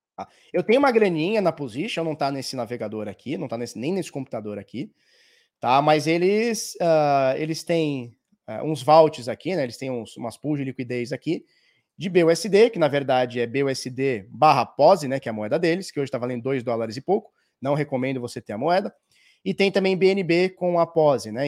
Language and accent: Portuguese; Brazil; eu sou brasileiro